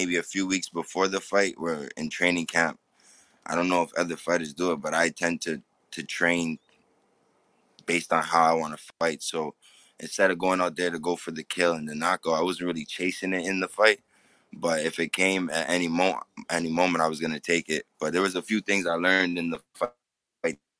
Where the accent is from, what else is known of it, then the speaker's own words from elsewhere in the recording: Canada; Yeah, I live in Canada. I'm born and raised in Canada.